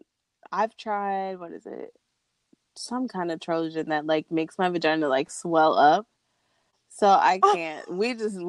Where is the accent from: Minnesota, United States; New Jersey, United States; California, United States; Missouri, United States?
Missouri, United States; now in Tampa, United States; back in my home state of Missouri, but I can't find a black one here. But so now I go, so like I said, I live in Tampa